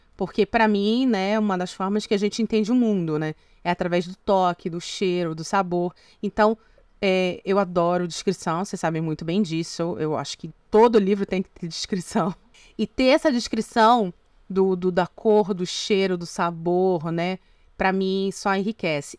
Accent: North Region, Brazil; moved away; also born or lived in Northeast Brazil / São Paulo; como uma mulher brasileira nascida no norte que tem vivência no Nordeste

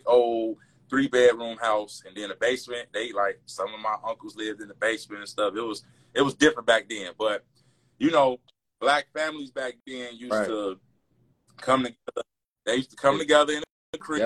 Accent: Austin, Texas, United States; I grew up in Austin, and growing up in Austin, it was different

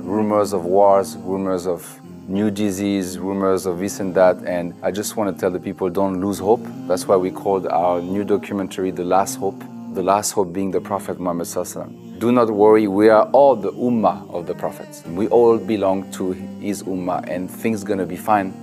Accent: France; moved away; I'm from France

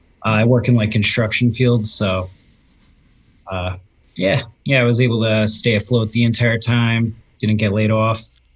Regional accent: Westchester, New York, United States; now in Beacon, United States; I grew up in Westchester area, which is probably half hour south of where I am now.

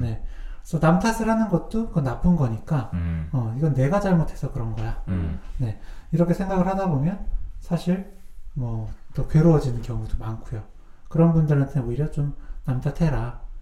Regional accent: Cheongju, North Chungcheong, South Korea; accent: Chungcheong dialect; moved away; 청주에서 학교 다녔잖아요

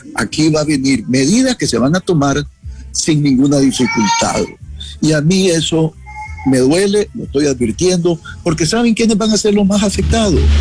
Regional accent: Jinotepe, Carazo, Nicaragua; now in Washington, United States; yo crecí en Ginotepe

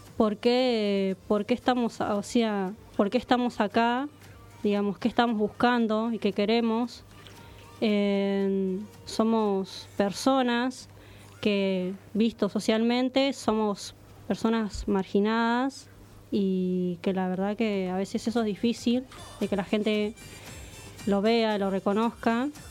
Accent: San Isidro, Buenos Aires Province, Argentina; soy de acá, de, del barrio acá de, San Isidro, digo, de acá, de Argentina

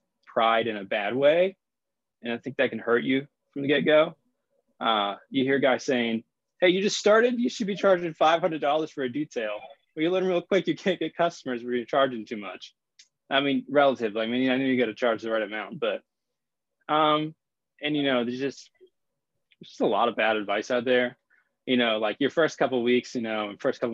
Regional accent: Richmond, Virginia, United States; I'm from Richmond, Virginia.

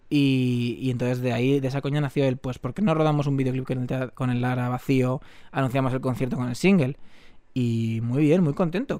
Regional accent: Tres Cantos, Community of Madrid, Spain

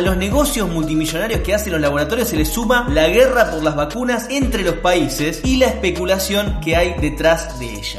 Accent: Argentina

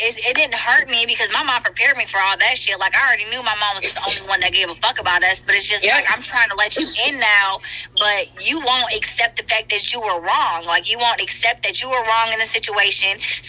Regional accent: Michigan, United States; now in North Carolina, United States; she moved us to North Carolina. I'm from Michigan, so she moved us all the way down here. We had no family here

